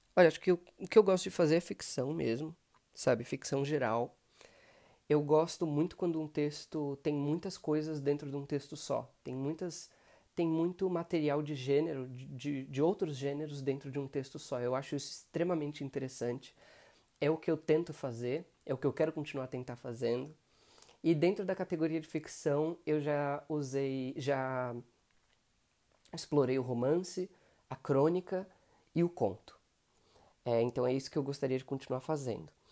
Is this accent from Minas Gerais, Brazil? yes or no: no; São Paulo, Brazil; eu tenho 28 anos, sou de São Paulo.